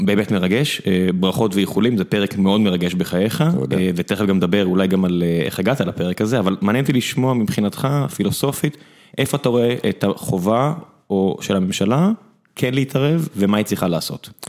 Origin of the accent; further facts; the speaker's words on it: Beersheba, Southern District, Israel; כבאר שבעי